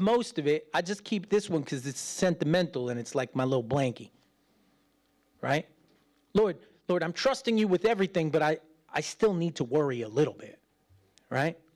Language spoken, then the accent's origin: English; United States; as an American